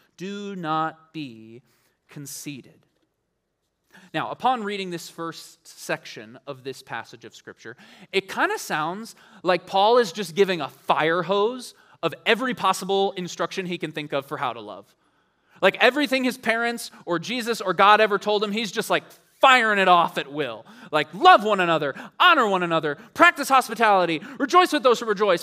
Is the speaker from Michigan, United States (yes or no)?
yes; Ann Arbor, Michigan, United States; moved away; I grew up in Ann Arbor for a little while